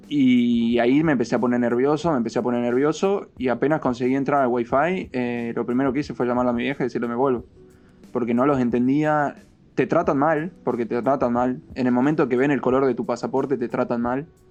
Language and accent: Spanish; Argentina; moved away as an adult; yo me fui de Argentina el 18 de febrero de este año